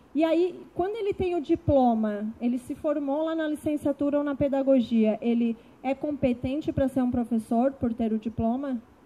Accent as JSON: {"language": "Portuguese", "town": "Capivari de Baixo", "region": "Santa Catarina", "country": "Brazil", "moved": "as an adult", "lives_now": "Florianópolis, Brazil", "said": "sou do sul de Santa Catarina, de uma cidade chamada Capivari de Baixo, que tem 22 mil habitantes. Deve ter 21.999, porque eu saí de lá e fui para Florianópolis."}